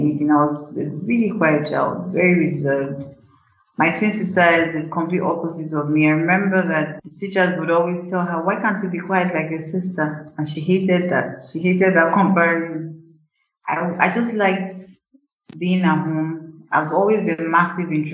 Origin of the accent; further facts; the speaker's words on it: Ibadan, Oyo, Nigeria; I was born in University College Hospital in Ibadan because my father was a doctor, so, and he worked in UCH, so naturally I was born in UCH in Ibadan. And I grew up in Ibadan